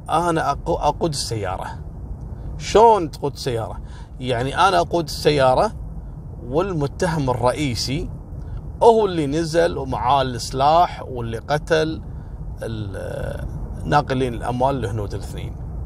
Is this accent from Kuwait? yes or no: yes; Kuwait; هذا الموضوع وصل لأعلى مستويات عندنا في الكويت